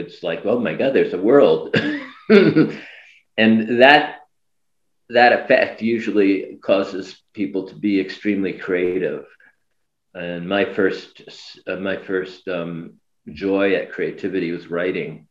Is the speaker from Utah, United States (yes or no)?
no; New York, United States; I was born in New York, Manhattan General Hospital